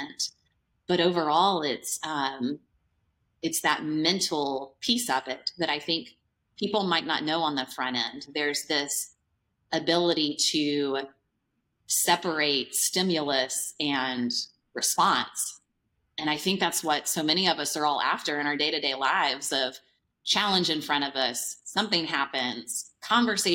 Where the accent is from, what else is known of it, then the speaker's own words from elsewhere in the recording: Nashville, Tennessee, United States; Nashville, Tennessee here is my hometown